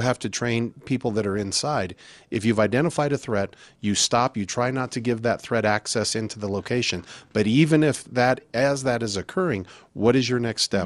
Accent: Albuquerque, New Mexico, United States; moved away; also born or lived in Colorado; I grew up in Albuquerque

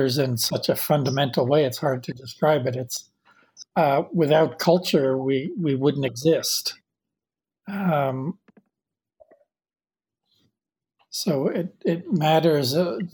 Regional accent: Jersey City, New Jersey, United States; moved away; where and when I grew up in Jersey City, in New Jersey, and where I live now.

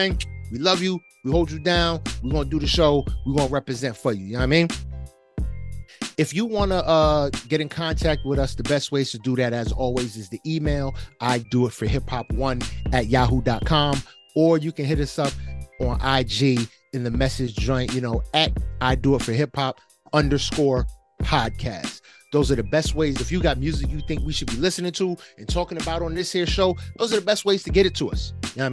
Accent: New Jersey, United States; I'm from Jersey, son. Y'all ain't gonna slam me with no worse distance than I did going through public school in Jersey

